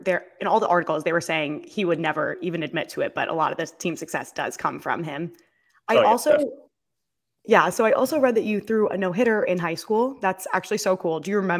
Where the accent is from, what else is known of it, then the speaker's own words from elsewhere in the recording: Wantagh, New York, United States; Yeah, so I'm also from Long Island, from Wantagh.